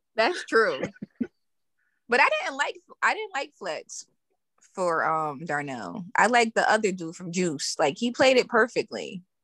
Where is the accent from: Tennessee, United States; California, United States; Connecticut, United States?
Connecticut, United States; I'm from Connecticut